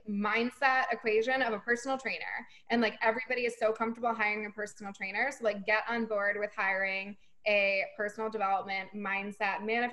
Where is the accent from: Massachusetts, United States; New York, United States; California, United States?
Massachusetts, United States; Boston; And I'm from Boston, so you can find me there.